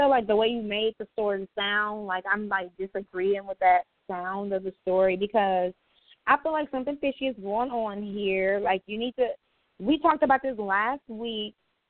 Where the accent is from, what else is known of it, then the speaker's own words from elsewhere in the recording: Milwaukee, Wisconsin, United States; we're from Milwaukee. Milwaukee what? Milwaukee, Wisconsin.